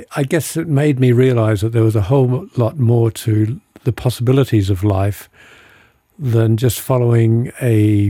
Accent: Adelaide, South Australia, Australia; moved away as an adult; also born or lived in United States / United Kingdom; now in California, United States; I was a very naive suburban kid growing up in Adelaide

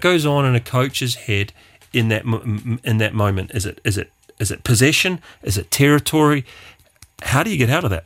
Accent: New Zealand; being a Kiwi

